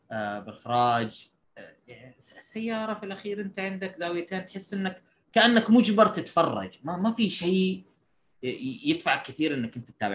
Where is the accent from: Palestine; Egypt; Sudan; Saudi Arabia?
Saudi Arabia; أنت كسعودي